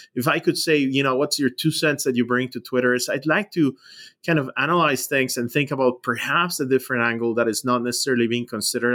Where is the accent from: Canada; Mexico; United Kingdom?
Mexico; moved away as an adult; now in United States; I grew up in Mexico